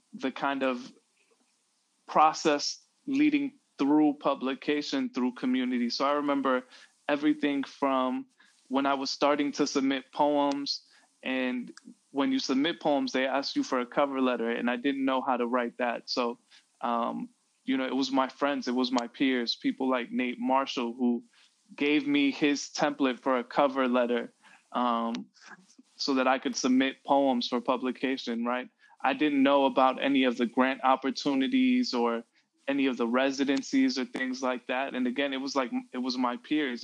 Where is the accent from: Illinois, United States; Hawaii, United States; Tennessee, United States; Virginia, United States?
Illinois, United States; Chicago; growing up in Chicago